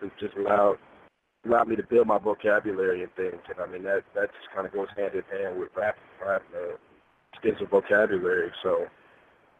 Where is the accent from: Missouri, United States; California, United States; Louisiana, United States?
Missouri, United States; Kansas City; I'm from Kansas City.